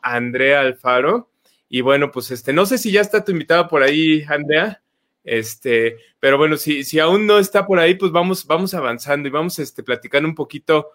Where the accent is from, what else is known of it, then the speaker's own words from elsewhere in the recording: Mexico; como mexicanos